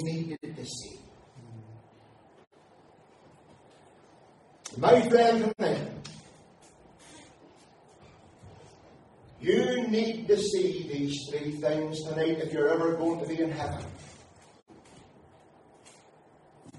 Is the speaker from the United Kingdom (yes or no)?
yes; Aughnacloy, Northern Ireland, United Kingdom; my hometown of Auchmacloy